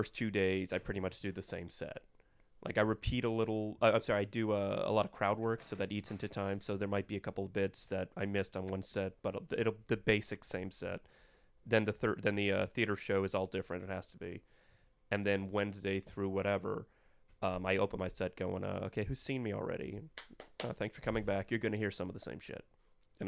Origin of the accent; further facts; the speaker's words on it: South Florida, United States; I grew up in South Florida, so I used to go on ships like every year with my family